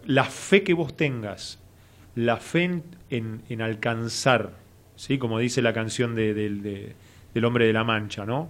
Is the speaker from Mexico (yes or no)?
no; Argentina; y argentino